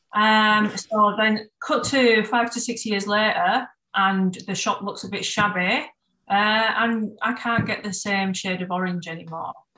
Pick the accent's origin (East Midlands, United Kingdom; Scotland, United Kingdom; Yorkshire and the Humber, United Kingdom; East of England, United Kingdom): Yorkshire and the Humber, United Kingdom; Bradford; moved away as an adult; now in Brighton, United Kingdom; I'm originally from Bradford